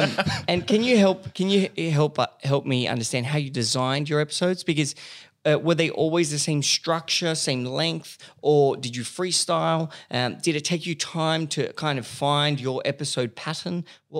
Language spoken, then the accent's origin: English; Australia; You'll be in the US because we're from Australia.